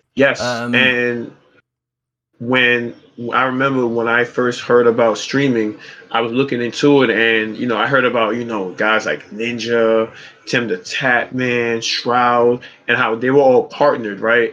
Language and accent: English; New York City, New York, United States; I am from Brooklyn, New York City